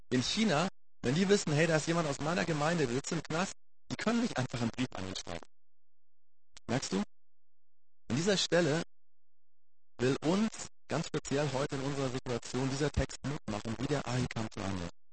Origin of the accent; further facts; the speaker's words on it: Germany; wir als Deutsche